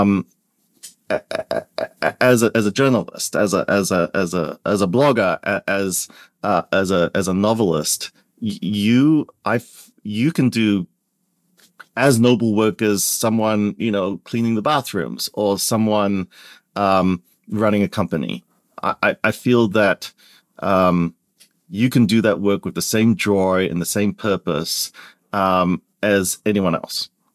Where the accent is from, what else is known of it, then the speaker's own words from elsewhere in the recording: Perth, Western Australia, Australia; moved away as an adult; also born or lived in Kuala Lumpur, Malaysia; now in United States; my family immigrated out very early when I was, uh, less than two years old, um, to Perth, Western Australia. And I grew up there